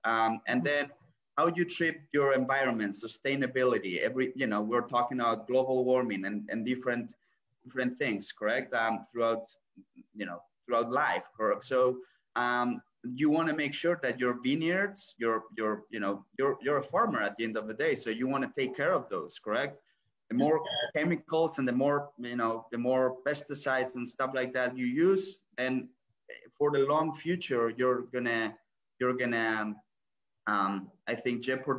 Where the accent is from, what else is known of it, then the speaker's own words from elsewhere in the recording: San Sebastián, Basque Country, Spain; moved away as an adult; now in United States; Originally, I'm from San Sebastian, so it's northern part of Spain, which for the people that might know, it's a great area for food and drinks